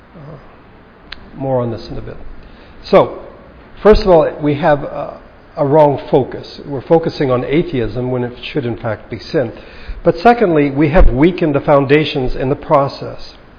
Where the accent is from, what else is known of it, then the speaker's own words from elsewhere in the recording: Baguio, Cordillera Administrative Region, Philippines; a Bible study in my hometown in Baguio